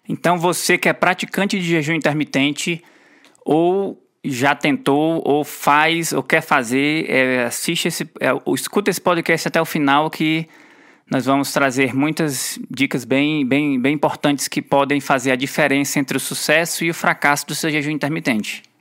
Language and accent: Portuguese; Ceará, Brazil; moved away; Nós somos nordestinos orgulhosos. A gente mora fora do, fora do Ceará por muito tempo, mas o Ceará não sai da gente